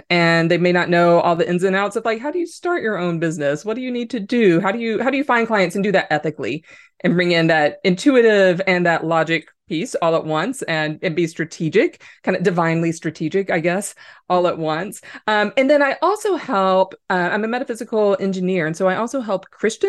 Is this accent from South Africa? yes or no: no; United States; moved away as an adult; now in Ireland; I am an American living here